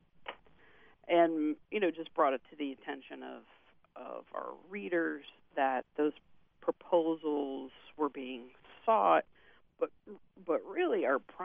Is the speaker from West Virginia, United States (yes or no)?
yes; Morgan County, West Virginia, United States; I grew up in Morgan County and then left for college and graduate school.